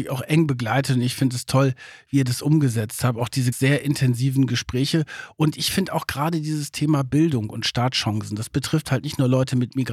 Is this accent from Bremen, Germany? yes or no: yes; Bremen, Germany; born there; ich bin ja in Deutschland geboren, 1969 in Bremen